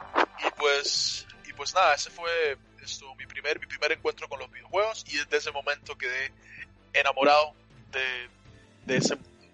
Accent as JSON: {"language": "Spanish", "country": "Cuba", "tie": "born or raised there", "moved": "yes", "lives_now": "United States", "said": "yo nací en Cuba, a mucha honra, mucho orgullo"}